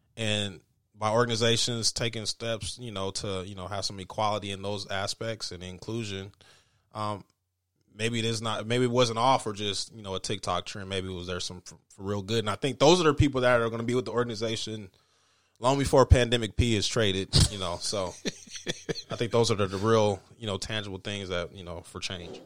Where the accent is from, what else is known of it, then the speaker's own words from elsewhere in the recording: Denver, Colorado, United States; growing up in Denver